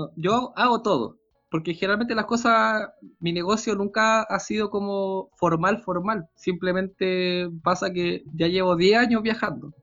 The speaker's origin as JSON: {"language": "Spanish", "town": "Santiago", "region": "Santiago Metropolitan Region", "country": "Chile", "said": "vivir en una ciudad grande como Santiago"}